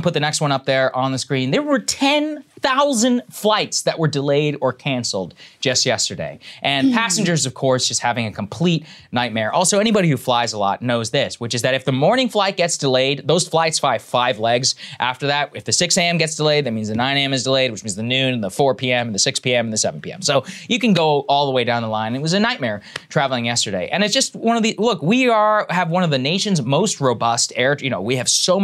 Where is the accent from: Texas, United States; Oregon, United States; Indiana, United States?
Texas, United States; College Station; my hometown, College Station